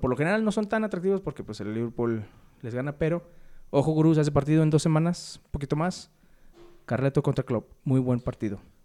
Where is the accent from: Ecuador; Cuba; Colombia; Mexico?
Mexico; como mexicanos